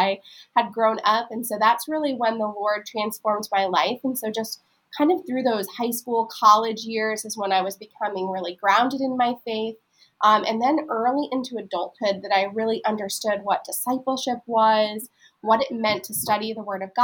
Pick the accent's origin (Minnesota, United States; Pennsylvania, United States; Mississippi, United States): Pennsylvania, United States; moved away as an adult; also born or lived in Florida / Texas; now in Maryland, United States; we live in Maryland now, but I grew up in Pennsylvania